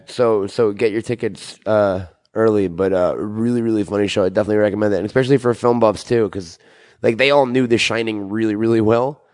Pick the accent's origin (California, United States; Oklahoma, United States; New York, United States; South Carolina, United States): New York, United States; Syosset; I'm from Syosset, New York.